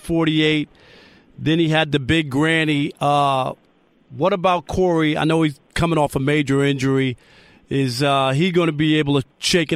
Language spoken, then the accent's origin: English; New York City, New York, United States; I was born in Jamaica, Queens.